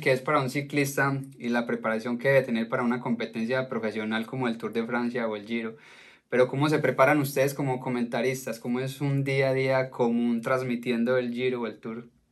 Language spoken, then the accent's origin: Spanish; Colombia; como colombiano